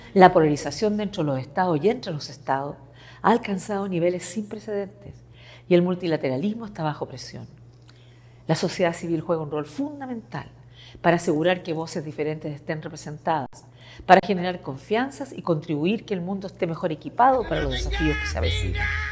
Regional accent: Chile; moved away; Como muchos chilenos de mi generación, tuve que enfrentarme a un gobierno opresivo

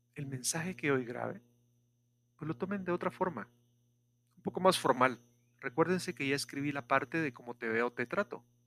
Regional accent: Guatemala; Esta es la ubicación de Guatemala. Somos el primer país después de la frontera

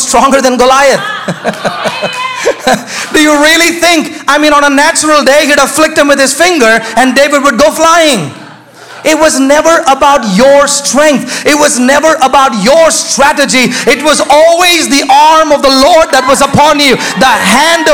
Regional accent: India; moved away; I was raised in India

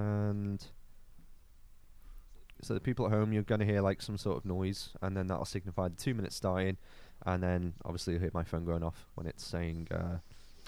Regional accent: Liverpool, North West England, United Kingdom; I'm from the People's Republic of Liverpool

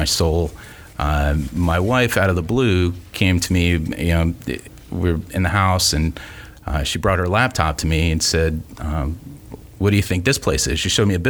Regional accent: West Palm Beach, Florida, United States; also born or lived in Fort Lauderdale; now in Gainesville, United States; I grew up in West Palm

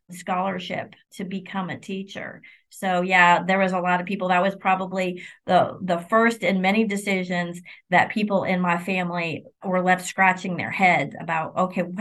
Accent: Illinois, United States; also born or lived in New York / Kentucky; I grew up in, I was born in New York, grew up in Illinois, and then spent 20 years of my legal career in Kentucky.

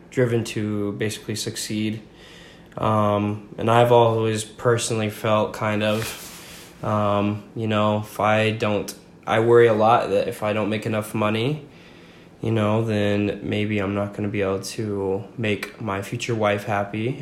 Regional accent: Franklin, Virginia, United States; also born or lived in Roosevelt, Utah; now in Utah, United States; I grew up mostly in small town called Franklin, Virginia

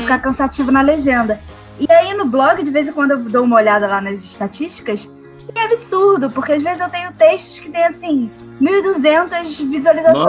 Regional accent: Rio de Janeiro, Brazil; eu sou do Rio

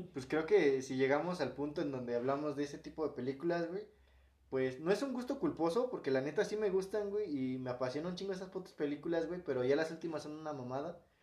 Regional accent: Mexico; Y bien mexicano, con el pinche nopal en la frente

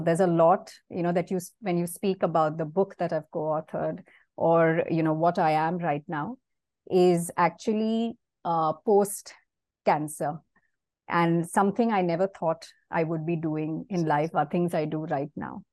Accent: Mumbai, Maharashtra, India; moved away as an adult; now in Singapore; I have been born and brought up in Mumbai. Uh, I spent almost 37 years of my life there.

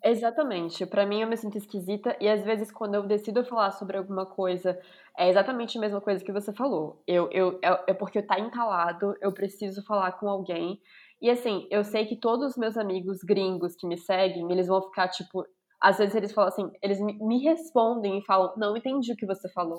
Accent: Brazil; moved away as an adult; now in Brussels, Belgium; a gente não é gringa, a gente é brasileira

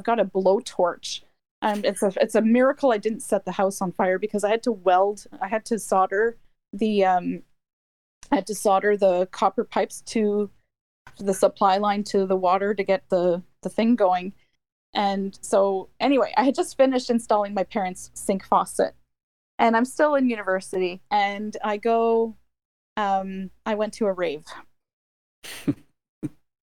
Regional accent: Ottawa, Ontario, Canada; also born or lived in Michigan; I'm in Ontario, and I'm in Ottawa.

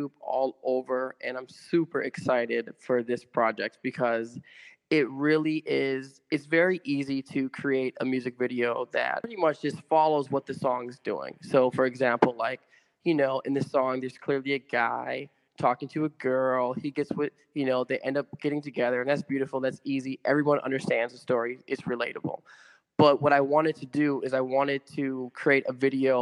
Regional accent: Milwaukee, Wisconsin, United States; moved away; also born or lived in New York; I'm born and raised in Milwaukee

